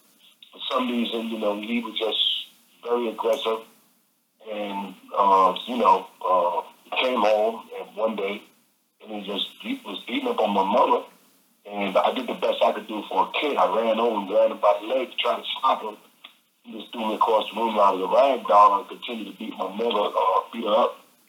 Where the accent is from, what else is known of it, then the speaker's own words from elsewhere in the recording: New York City, New York, United States; I was born in Brooklyn, New York.